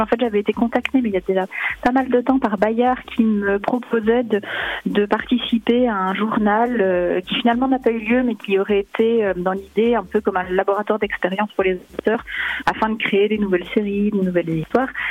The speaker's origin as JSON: {"language": "French", "town": "Dole", "region": "Bourgogne-Franche-Comté", "country": "France", "tie": "born or raised there", "moved": "yes", "said": "c'est là où j'ai grandi, ou aussi parce que je reviens à Dole très souvent"}